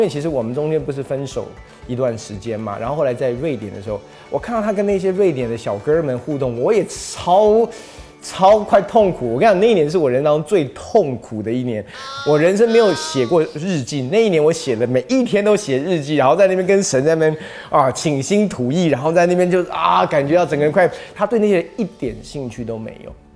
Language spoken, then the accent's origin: Chinese; United States; now in Taiwan; 我是在美国长大的，所以其实这种肢体的接触跟拥抱，其实在我所熟悉的文化里面是非常非常习惯的